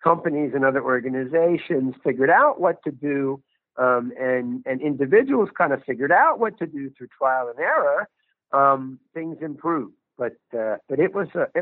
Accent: United States; now in Geneva, Switzerland; my home country of the United States

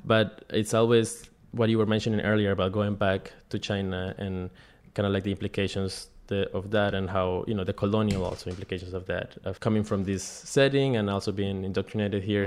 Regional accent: Quindío, Colombia; now in New York, United States; There are relatively small places in, in Quindío, Colombia, which is the smallest state and it's very pretty rural. My grandpa grows coffee, the coffee mm-hmm. farm, and I grew up kind of like in that a lot of greenery

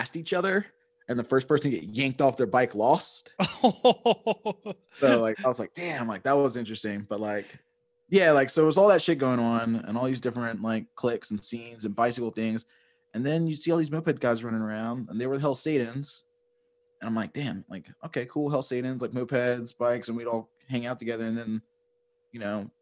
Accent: Richmond, Virginia, United States; I grew up in like the West End of Richmond

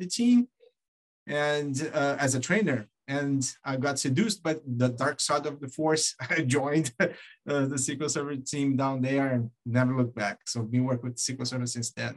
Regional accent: Brazil; moved away as an adult; now in United States; I was born in Brazil. I came to US back in 2001.

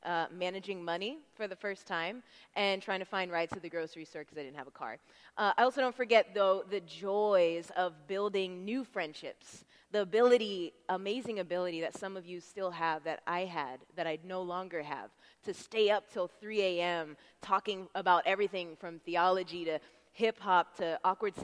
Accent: Tampa, Florida, United States; I'm from Tampa

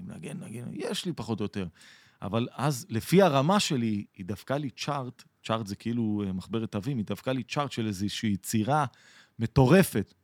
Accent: Atlit, Haifa District, Israel; גדלתי באתלית, שזה קרוב לחיפה

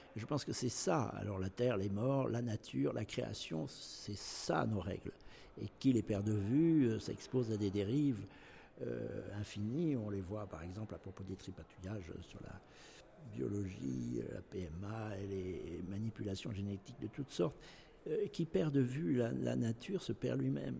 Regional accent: Nouvelle-Aquitaine, France; ce que je suis actuellement, c'est-à-dire euh, aquitain, français et européen

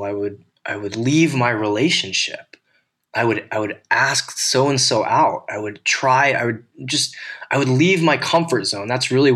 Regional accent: United States; an American white male at 39 years old

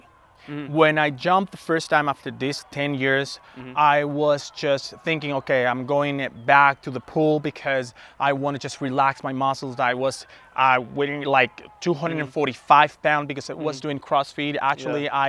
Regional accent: Venezuela; English is a second language; moved away as an adult; also born or lived in United States; now in Denver, United States; I am originally from Venezuela. I've been in the United States for more than 12, 14 years, but recently I moved to Denver, Colorado.

